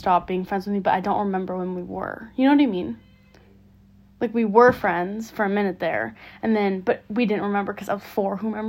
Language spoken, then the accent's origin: English; San Francisco, California, United States; we're from San Francisco